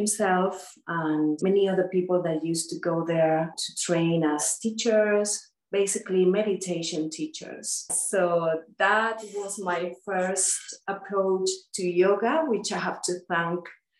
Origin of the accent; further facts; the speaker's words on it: Gran Canaria, Canary Islands, Spain; moved away; also born or lived in Rishikesh, India / London; So I am originally from the Canary Islands, Gran Canaria, Spain. And I grew up partially in Rishikesh, India, and also in the Canaries.